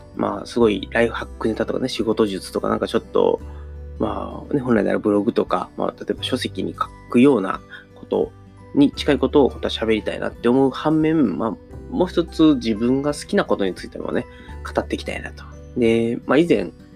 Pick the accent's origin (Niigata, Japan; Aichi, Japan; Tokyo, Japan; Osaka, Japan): Osaka, Japan; Taishi; 僕の地元があの、聖徳太子のお墓があるって言われてる、あの、大阪府南河内郡太子町っていうところで